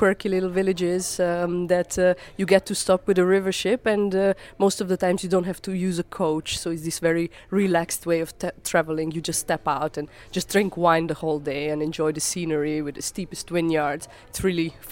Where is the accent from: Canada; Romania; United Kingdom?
Romania; Transylvania; I come from Transylvania, from Romania